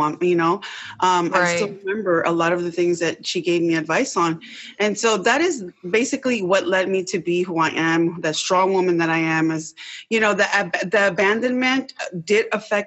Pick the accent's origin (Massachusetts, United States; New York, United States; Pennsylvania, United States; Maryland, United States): Maryland, United States; Rockville; I grew up in Rockville, Maryland